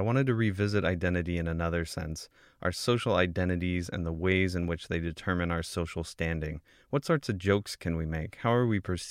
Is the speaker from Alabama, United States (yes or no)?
no; California, United States; I'm a Californian